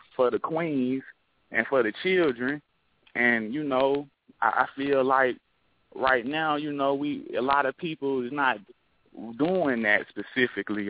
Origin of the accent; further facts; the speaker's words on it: Memphis, Tennessee, United States; I'm from Memphis